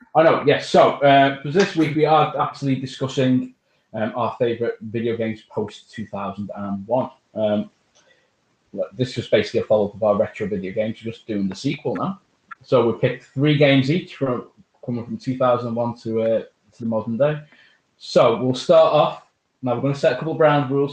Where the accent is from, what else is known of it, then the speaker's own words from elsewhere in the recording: Liverpool, North West England, United Kingdom; it was lovely to see the landmarks of my hometown. I would love to see like Liverpool. I, mean, I saw St George's Hall